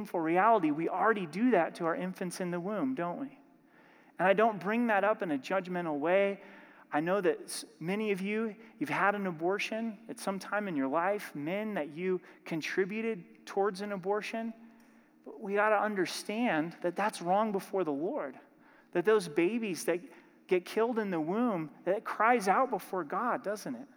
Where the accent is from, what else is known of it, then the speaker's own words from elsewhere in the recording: Oregon, United States; I'm from Oregon